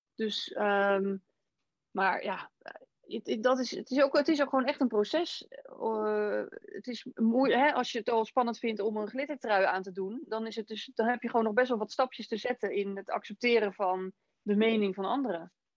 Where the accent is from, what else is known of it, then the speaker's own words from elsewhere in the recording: Rotterdam, South Holland, Netherlands; moved away; Ik kom zelf oorspronkelijk ook uit Rotterdam